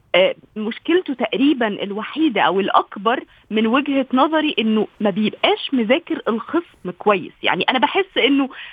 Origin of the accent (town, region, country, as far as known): Egypt